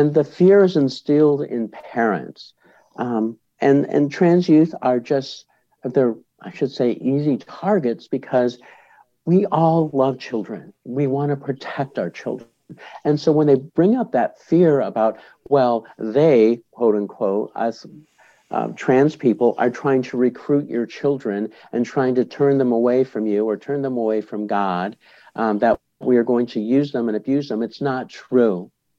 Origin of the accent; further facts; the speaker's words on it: Boulder, Colorado, United States; I'm part of an organization in my hometown of Boulder, Colorado.